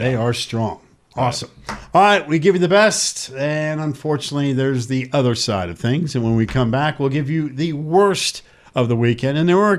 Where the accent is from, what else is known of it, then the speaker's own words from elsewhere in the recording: the South, United States; Us good old folks down here in the South